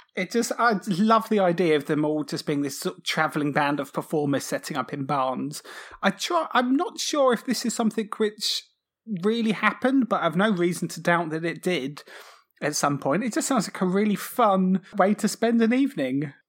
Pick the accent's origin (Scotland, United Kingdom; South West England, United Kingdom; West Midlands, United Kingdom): South West England, United Kingdom; Cornwall; I grew up in Cornwall